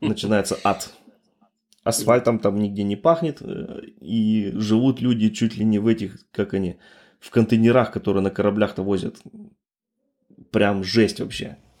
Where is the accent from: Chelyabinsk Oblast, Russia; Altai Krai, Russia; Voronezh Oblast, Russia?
Altai Krai, Russia; now in Germany; Я родом с Алтайского края, да, с России